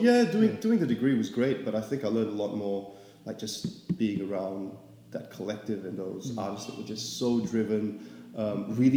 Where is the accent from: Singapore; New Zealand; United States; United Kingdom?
Singapore; moved away as an adult; now in Melbourne, Australia; I'm from Singapore, yeah. Born and bred